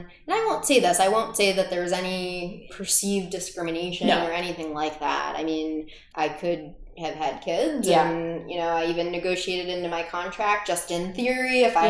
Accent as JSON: {"language": "English", "region": "Midwest", "country": "United States", "also_born_or_lived": "Boston, United States", "said": "I'm a Midwesterner at heart."}